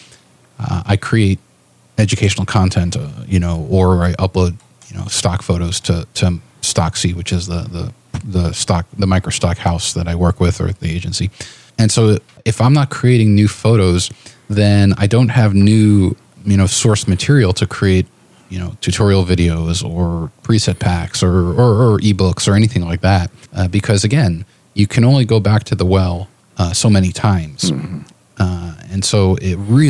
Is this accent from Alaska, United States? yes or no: no; New York City, New York, United States; also born or lived in Lincoln, Nebraska; now in Portland, United States; I'm from New York City